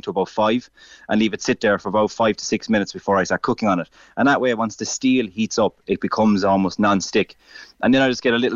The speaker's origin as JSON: {"language": "English", "country": "Ireland", "said": "as Irish people"}